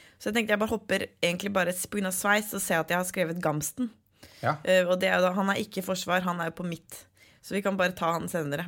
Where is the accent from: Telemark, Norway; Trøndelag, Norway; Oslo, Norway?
Oslo, Norway; jeg er fra Oslo